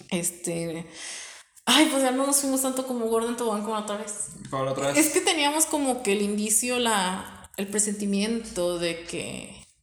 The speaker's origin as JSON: {"language": "Spanish", "town": "Saltillo", "region": "Coahuila", "country": "Mexico", "said": "No, somos de Saltillo, pero, vivimos hora y media."}